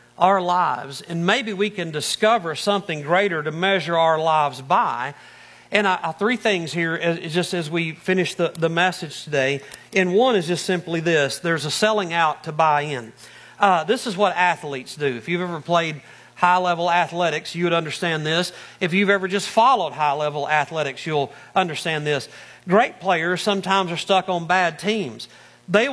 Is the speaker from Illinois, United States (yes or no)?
no; Arkansas, United States; moved away as an adult; also born or lived in Northeast Ohio; now in Ohio, United States; I'm from Arkansas originally.